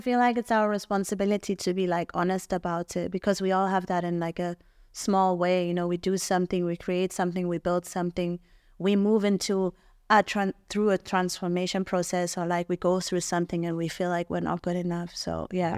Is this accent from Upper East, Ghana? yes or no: no; Tema, Greater Accra, Ghana; moved away; growing up in Tema